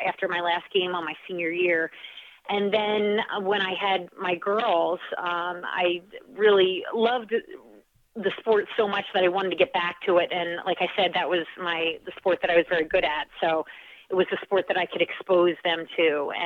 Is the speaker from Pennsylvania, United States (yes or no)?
yes; Oxford, Pennsylvania, United States; moved away as an adult; now in Cape Cod, United States; I come from a very small town in Pennsylvania called Oxford, Pennsylvania. There were two traffic lights in my town growing up